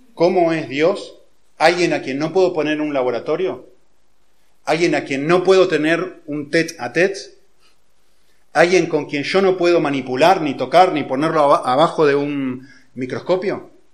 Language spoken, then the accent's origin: Spanish; Argentina; yo nací en Argentina, hace unos cuantos años ya